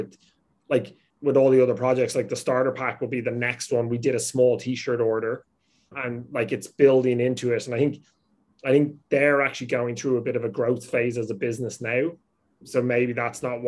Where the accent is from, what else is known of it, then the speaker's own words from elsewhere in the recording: Ireland; I grew up with that in Ireland with business.